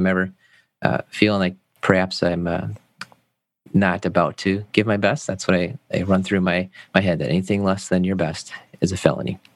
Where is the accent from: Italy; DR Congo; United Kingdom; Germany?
Germany; also born or lived in United States; I grew up in Germany. I was this is in college back. I was uh, going to school in Maryland. My dad was part of the army, and we moved back and forth